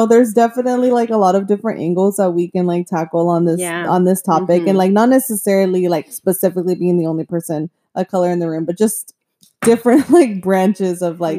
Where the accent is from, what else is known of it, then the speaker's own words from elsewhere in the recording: United States; first language Spanish; English is a second language; I was born here, so I'm a U.S. citizen, but I don't say I'm like Mexican American.